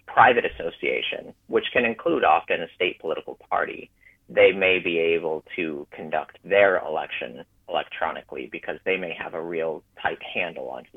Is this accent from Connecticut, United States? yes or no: no; Texas, United States; also born or lived in Arizona; now in Maryland, United States; I grew up in Texas